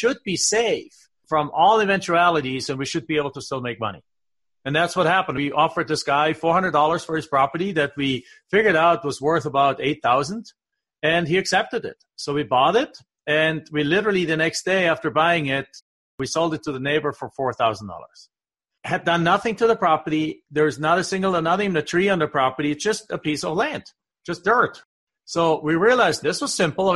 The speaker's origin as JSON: {"language": "English", "area": "south of Stuttgart", "region": "Baden-Württemberg", "country": "Germany", "moved": "yes", "lives_now": "United States", "said": "I'm from the southwest, south of Stuttgart. There's a big lake called Bodensee"}